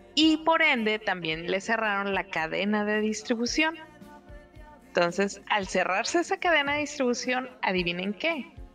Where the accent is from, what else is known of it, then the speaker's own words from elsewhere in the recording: Mexicali, Baja California, Mexico; mi tierra